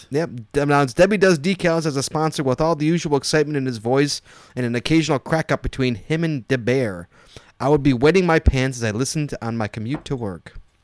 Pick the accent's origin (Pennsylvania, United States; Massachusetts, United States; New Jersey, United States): New Jersey, United States; I'm from Jersey.